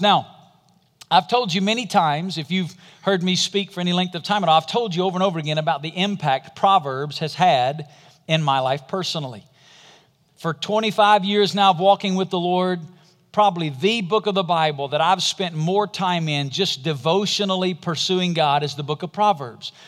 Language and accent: English; Alabama, United States; I'm from Alabama